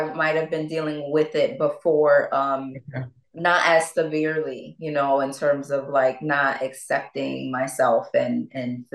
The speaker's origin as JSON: {"language": "English", "town": "Bridgeport", "region": "Connecticut", "country": "United States", "tie": "born or raised there", "also_born_or_lived": "Norwalk, Connecticut", "said": "I'm from Bridgeport, Connecticut, and, you know, I was born in Norwalk, raised in Bridgeport"}